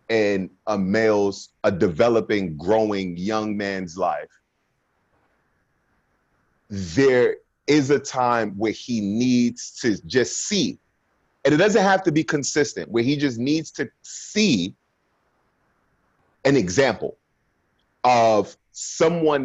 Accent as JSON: {"language": "English", "town": "Brooklyn", "region": "New York", "country": "United States", "tie": "born or raised there", "said": "growing up in Brooklyn at 16 years old at that time, gang violence and everything like"}